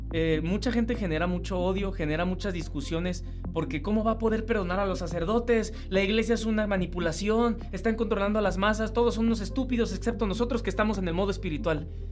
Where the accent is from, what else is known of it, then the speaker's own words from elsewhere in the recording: Mexico; que soy mexicano